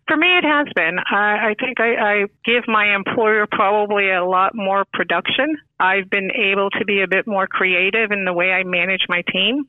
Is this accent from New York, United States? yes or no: yes; New York, United States; now in Florida, United States; I am originally from New York, uh, moved to Florida in 1980, so pretty much a Floridian.